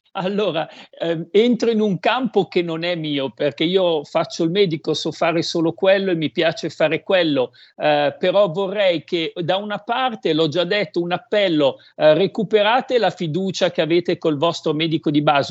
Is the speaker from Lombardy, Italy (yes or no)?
yes; Codogno, Lombardy, Italy; io sono di Codogno